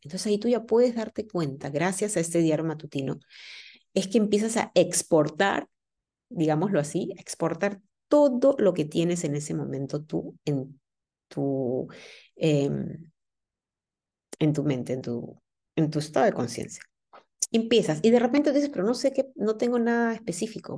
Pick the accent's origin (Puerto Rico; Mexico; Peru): Peru; now in Germany; Yo vivo en, en, Alemania y mi familia, pues está en mi país, yo soy de Perú